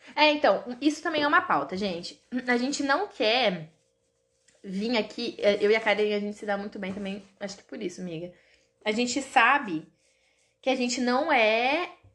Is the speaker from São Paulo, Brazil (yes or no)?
no; Marialva, Paraná, Brazil; now in Maringá, Brazil; sou de Cambuí, uma cidade muito pequena, porém perfeita, que é onde meus pais moram hoje, que é um distrito de Marialva. E moro em Maringá